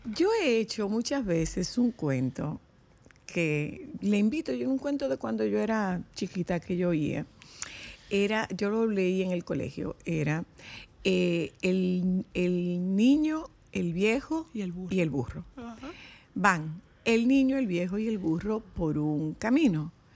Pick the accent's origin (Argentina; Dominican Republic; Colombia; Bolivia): Dominican Republic; somos los dominicanos